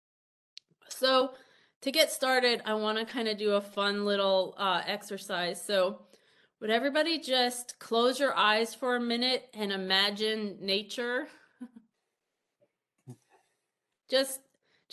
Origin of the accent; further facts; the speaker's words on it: New Jersey, United States; also born or lived in Iowa / Pennsylvania; now in Ohio, United States; I grew up in New Jersey